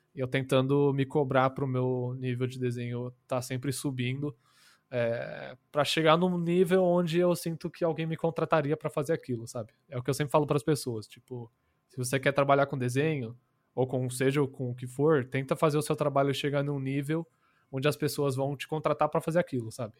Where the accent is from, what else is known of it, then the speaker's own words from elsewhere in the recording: Brazil; Portuguese is a second language; also born or lived in United States; Eu sou estadunidense, para não falar americano, né? E, mas eu moro aqui minha vida inteira. Eu vim